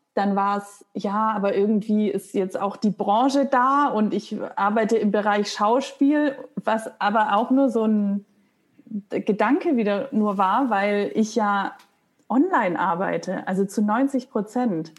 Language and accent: German; Stuttgart, Baden-Württemberg, Germany; moved away as an adult; also born or lived in Hamburg / Munich; now in Berlin, Germany; ich komme aus Stuttgart